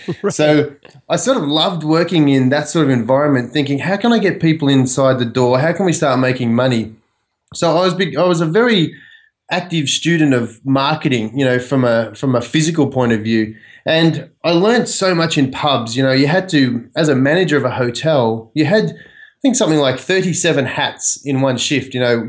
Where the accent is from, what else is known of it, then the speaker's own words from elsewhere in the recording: Australia; now in United States; I grew up in Australia, obviously, and I cut my teeth in hotels and pubs. And in Australia, a pub is a pretty big cultural sort of thing.